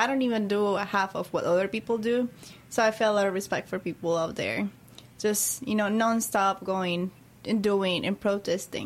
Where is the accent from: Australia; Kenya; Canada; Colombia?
Colombia; now in Louisville, United States; I was born in Colombia.